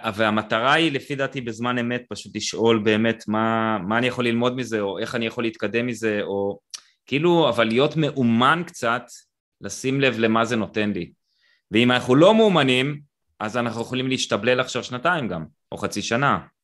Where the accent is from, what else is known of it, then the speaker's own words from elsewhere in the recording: Israel; אני קיבוצניק